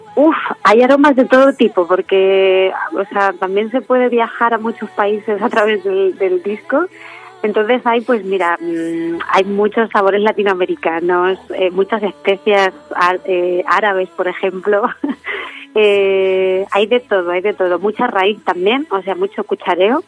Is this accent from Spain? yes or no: yes; Letur, Sierra del Segura, Albacete, Castilla-La Mancha, Spain; en mi pueblo donde me he criado, en Letún, en la Sierra del Segura de Albacete